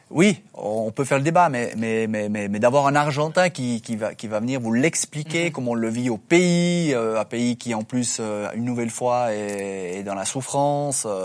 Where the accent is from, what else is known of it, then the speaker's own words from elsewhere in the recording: Switzerland; nous, on est Suisse